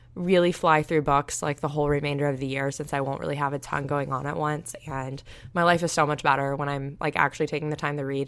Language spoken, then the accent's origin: English; Panama City Beach, Florida, United States; moved away; I'm from Panama City Beach, and it's literally a beautiful place